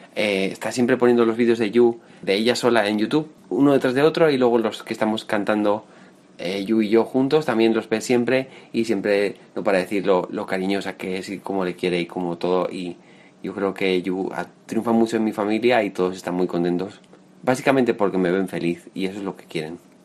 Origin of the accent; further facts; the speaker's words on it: Navarre, Spain; moved away as an adult; now in Madrid, Spain; nací en un pueblo de Navarra, al norte de España, llevo 7 años viviendo en Madrid